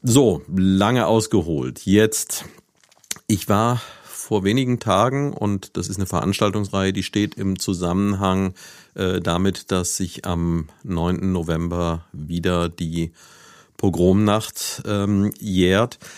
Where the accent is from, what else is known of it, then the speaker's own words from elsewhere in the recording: Neuwied, Rhineland-Palatinate, Germany; moved away as an adult; Ich bin ja selbst in Neuwied aufgewachsen, habe hier von 1965 bis 1985 gelebt